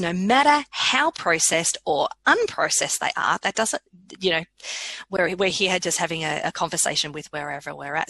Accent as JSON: {"language": "English", "country": "Australia", "said": "I as an Australian"}